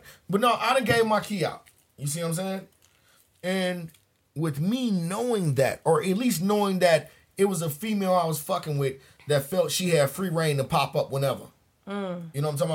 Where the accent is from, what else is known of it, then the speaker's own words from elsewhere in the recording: Cleveland, Ohio, United States; I'm from Cleveland